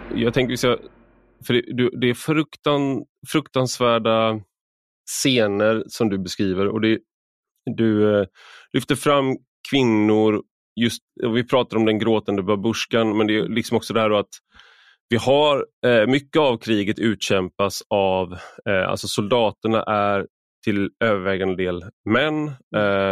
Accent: Sweden; som svensk

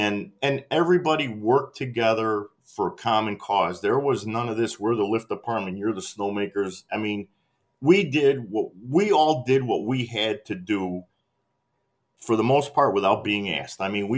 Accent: Midwest, United States; I came from the Midwest.

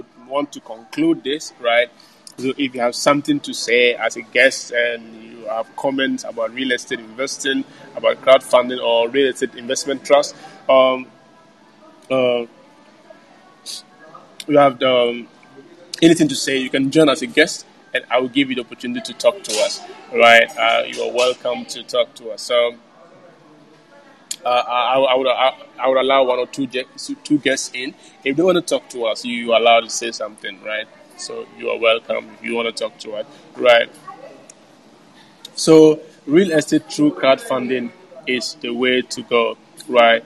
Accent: Ghana; also born or lived in Montreal, Quebec, Canada; I come from Ghana

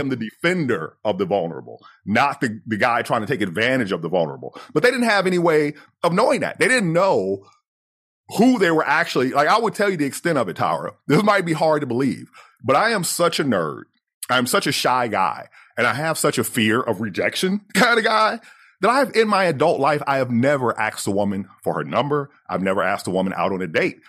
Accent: United States; growing up as the American version of poor, the American version of undereducated

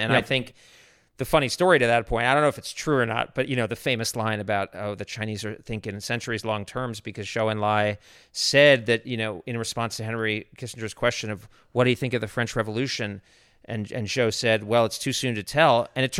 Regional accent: Japan; I mean, I grew up in Japan. I love Japan.

